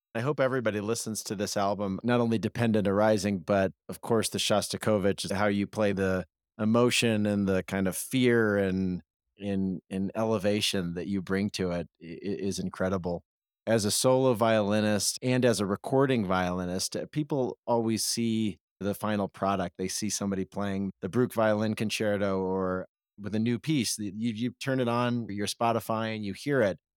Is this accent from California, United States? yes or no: no; Springfield, Illinois, United States; I grew up in Springfield, Illinois